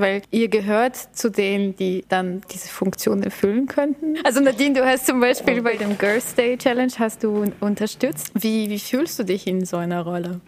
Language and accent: German; Bulgaria; now in Germany; ich komme aus Bulgarien